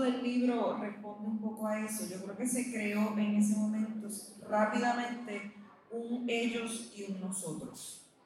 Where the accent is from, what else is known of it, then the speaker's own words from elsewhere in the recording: Puerto Rico; nosotros como puertorriqueños